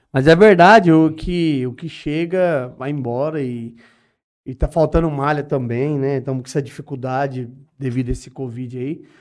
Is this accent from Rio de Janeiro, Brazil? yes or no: no; Urânia, São Paulo, Brazil; also born or lived in Guinjala; Então, eu sou, sou da Urânia, nasci na, nasci Guinjala, né, mas sou crescido e, ali na, nas Urânia, né